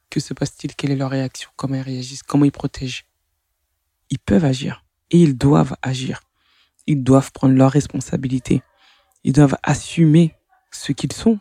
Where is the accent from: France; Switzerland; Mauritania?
France; que j'ai grandi en France, que je suis française